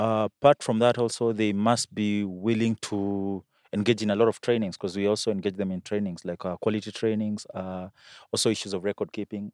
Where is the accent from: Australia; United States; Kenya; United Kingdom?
Kenya; Makueni County; I come from Akwene.